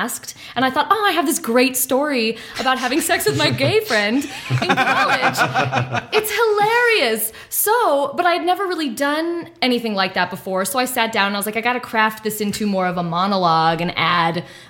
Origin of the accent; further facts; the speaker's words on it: South Pasadena, California, United States; I grew up in South Pasadena